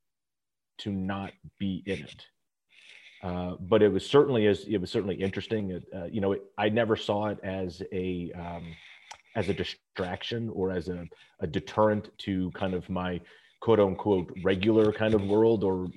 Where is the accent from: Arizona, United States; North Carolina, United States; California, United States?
California, United States; Los Angeles; I'm a Valley kid. So I grew up in the San Fernando Valley.